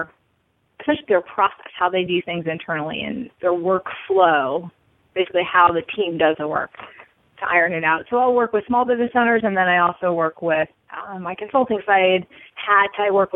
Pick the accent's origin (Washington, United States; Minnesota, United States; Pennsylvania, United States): Washington, United States; Seattle; also born or lived in California; so I spent a couple years in California, but I spent most of my growing up in Washington State in the Seattle area.